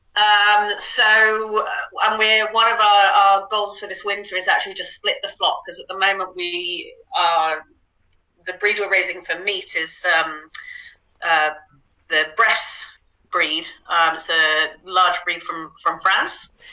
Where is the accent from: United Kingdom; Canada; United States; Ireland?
United Kingdom; now in Netherlands; I'm originally British. Um, live out in the Netherlands now.